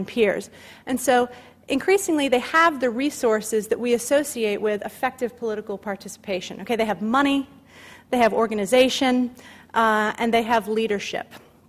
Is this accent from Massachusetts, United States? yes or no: yes; Massachusetts, United States; moved away; I'm from Massachusetts. I don't live in Massachusetts, but for some reason I always still read the Boston Globe every day. You just sort of can't help it. You're connected where your roots are